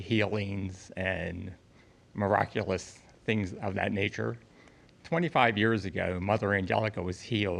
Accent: Irondale, Alabama, United States; I'm from Irondale.

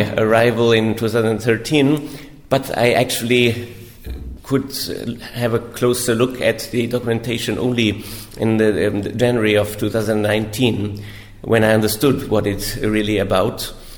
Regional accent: Innsbruck, Tyrol, Austria; moved away as an adult; also born or lived in Rome, Italy; I'm from Austria originally, from Tyrol, Innsbruck. Uh, I grew up there

